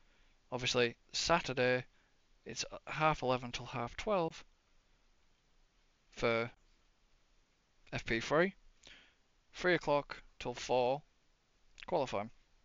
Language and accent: English; United Kingdom; Not because we're British either.